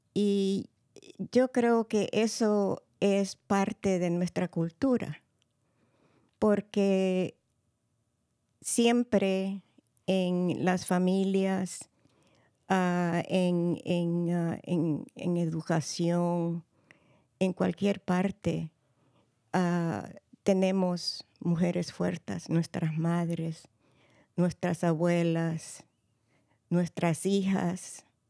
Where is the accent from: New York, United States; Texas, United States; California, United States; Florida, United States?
California, United States; San Francisco; also born or lived in El Salvador; vine a los Estados Unidos ah, ah, muy chiquita, de cinco años, y me crié en San Francisco y soy de padres salvadoreños